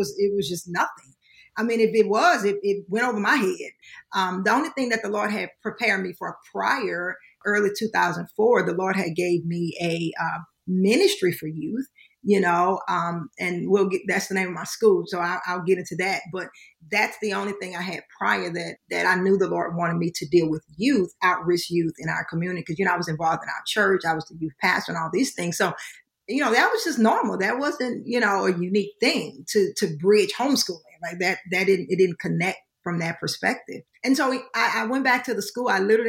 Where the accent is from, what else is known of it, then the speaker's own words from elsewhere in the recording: Baton Rouge, Louisiana, United States; We're from Baton Rouge, Louisiana. That's what my husband and I are originally from.